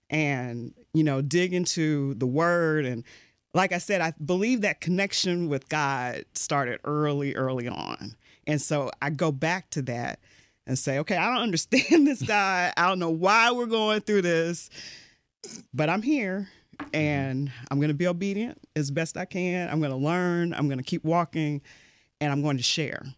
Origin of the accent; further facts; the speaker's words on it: Louisville, Kentucky, United States; moved away; I grew up in Louisville, Kentucky